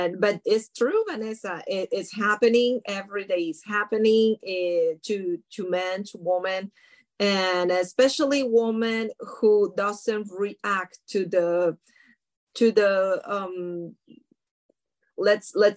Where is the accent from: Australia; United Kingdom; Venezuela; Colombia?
Colombia; moved away as an adult; also born or lived in France; now in United States; Legally here, I came here 13 years ago, and I was born in Colombia